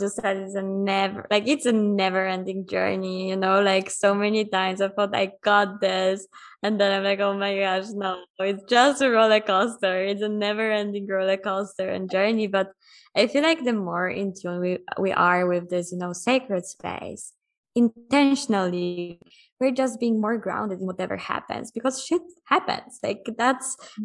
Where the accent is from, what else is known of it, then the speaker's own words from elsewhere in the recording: Poland; moved away as an adult; I'm from Poland. Right now, I'm in Mexico. I've been traveling already for almost six years.